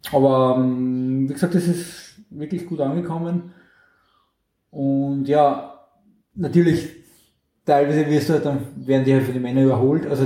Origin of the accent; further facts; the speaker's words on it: St. Pölten, Lower Austria, Austria; Also in meiner in meiner Heimatstadt, wo ich herkomme, gibt es seit Jahren